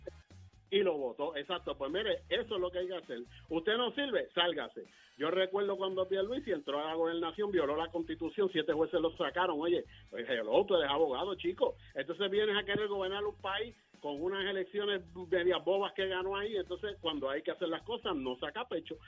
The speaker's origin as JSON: {"language": "Spanish", "country": "Puerto Rico", "said": "somos los puertorriqueños"}